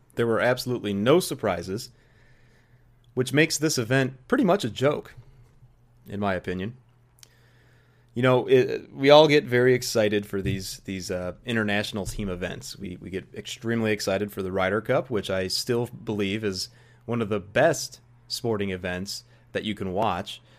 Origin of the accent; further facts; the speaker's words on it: United States; an American golf fan